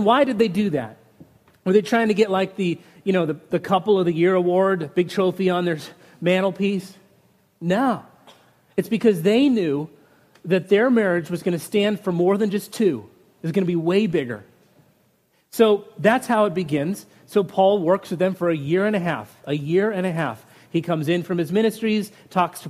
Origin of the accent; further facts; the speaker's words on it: Utah, United States; I grew up in Utah where families were 12 and 15 kids often